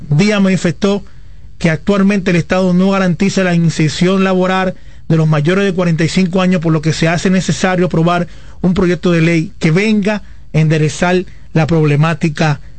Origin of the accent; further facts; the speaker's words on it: Dominican Republic; ya yo estoy en la frontera de la juventud de la República Dominicana, que son 35 años.